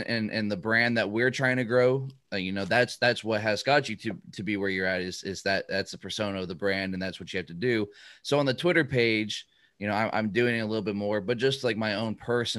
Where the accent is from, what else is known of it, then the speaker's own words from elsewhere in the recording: Montana, United States; now in Ohio, United States; I'm actually from Montana. So, like, I have, like, no real, like, Pittsburgh ties other than, like, I guess great-great-grandparents.